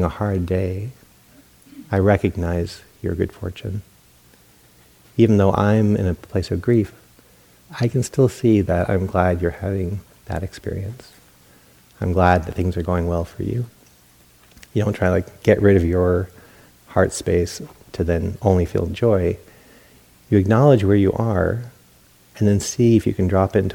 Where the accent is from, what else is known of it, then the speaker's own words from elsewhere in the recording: New England, United States; now in California, United States; Growing up in New England, because of those bitter winters and that Yankee mentality, good news was shared